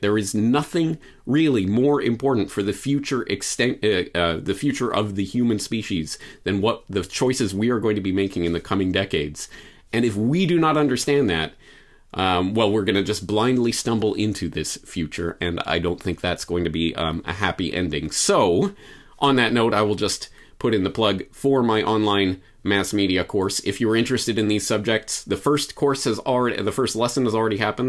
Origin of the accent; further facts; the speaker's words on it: Canada; moved away; as a Canadian citizen